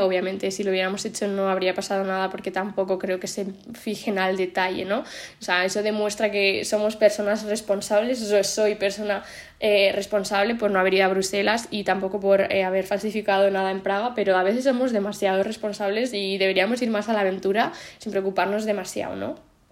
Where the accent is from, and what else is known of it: Spain